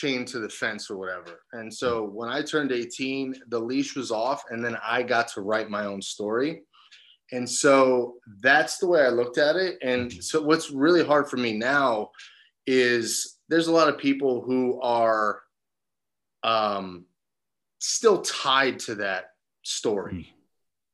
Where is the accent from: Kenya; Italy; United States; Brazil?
United States; New Jersey; moved away as an adult; also born or lived in California; I'm a Jersey boy, born and raised in New Jersey